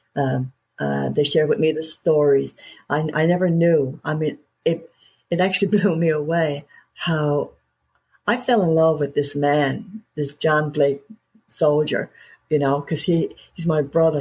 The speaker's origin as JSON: {"language": "English", "region": "Newfoundland and Labrador", "country": "Canada", "said": "I'm a Newfoundlander. Okay, I live in Canada"}